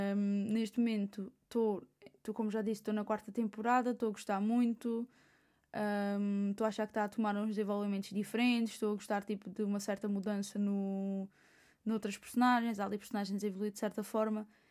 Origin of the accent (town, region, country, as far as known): Portugal